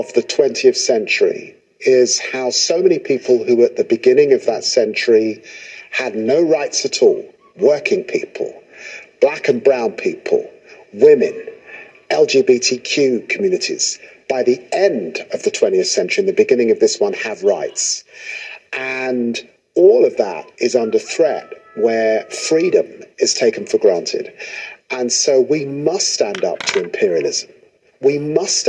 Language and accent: English; United Kingdom